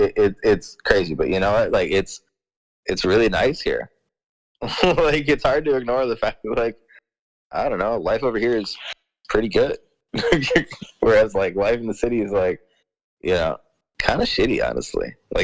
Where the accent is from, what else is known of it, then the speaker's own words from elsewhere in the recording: Miami, Florida, United States; I moved out to kind of like a rural part of Florida. I'm from Miami, but, you know, now I'm living kind of out in the country in Florida.